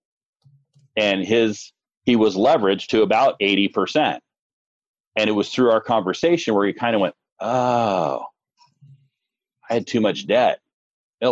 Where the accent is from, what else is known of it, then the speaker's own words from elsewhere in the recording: North Shore of Kauai, Hawaii, United States; I grew up on the North Shore of Kauai over in Hawaii